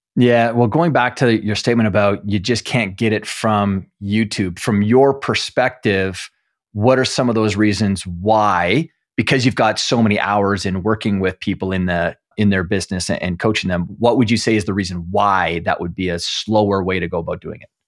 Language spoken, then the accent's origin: English; Canada; as a Canadian